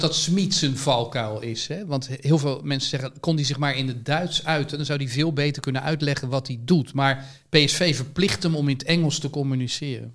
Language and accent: Dutch; Netherlands; als Nederlander